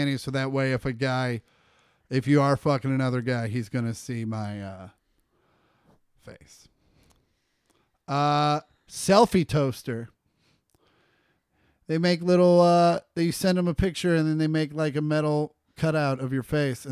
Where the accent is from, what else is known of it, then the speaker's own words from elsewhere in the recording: Kansas City, United States; now in Los Angeles, United States; where we grew up in Kansas City